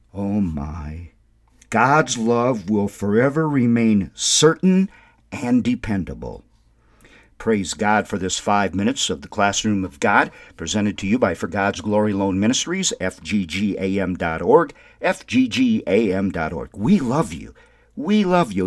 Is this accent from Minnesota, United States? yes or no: yes; Windom, Minnesota, United States; now in New Mexico, United States; growing up in Wyndham, Minnesota